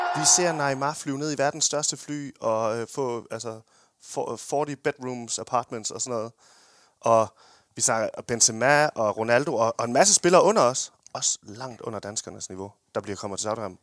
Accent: Denmark; Vi er danskere

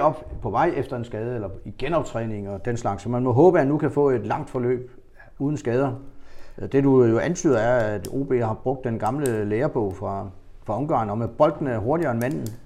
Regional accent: Funen, Southern Denmark, Denmark; vi er fra Fyns herlige land

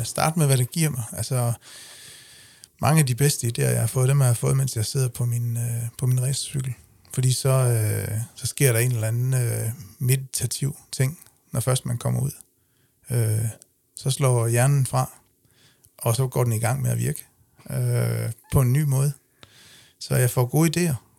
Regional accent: Denmark; accent: Jutlandic; moved away as an adult; now in Funen, Denmark; bund, bund, bundedialekt fra, fra Jylland

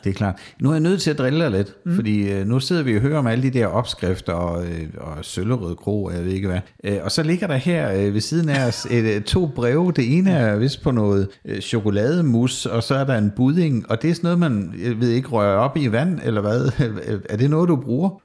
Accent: Southern Jutland, Southern Denmark, Denmark; det er vist mere sønderjysk, der hvor jeg kommer fra

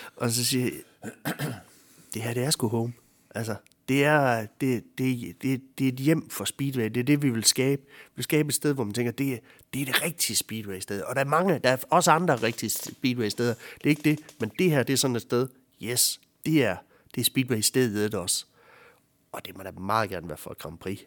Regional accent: Ansager, Southern Denmark, Denmark; jeg er en sindig vestjyde ude fra Ansager

